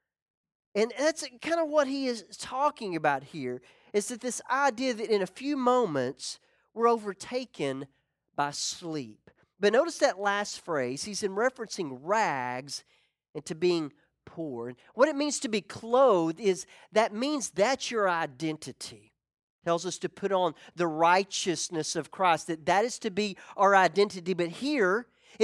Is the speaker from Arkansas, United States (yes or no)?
yes; Ozark, Arkansas, United States; moved away as an adult; My best friend growing up, we called him George III. It was George McRoy III. George and I, we got in a lot of trouble. We always did, but we grew up together. I remember going back to Ozark, Arkansas